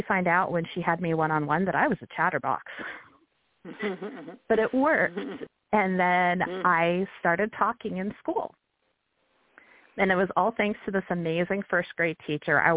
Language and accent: English; Billings, Montana, United States; I grew up in Billings, Montana